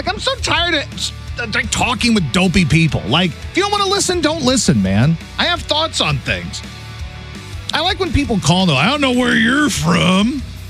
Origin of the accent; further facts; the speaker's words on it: the South, United States; And it's an album about stuff that happened to me growing up in the South and growing up without a dad.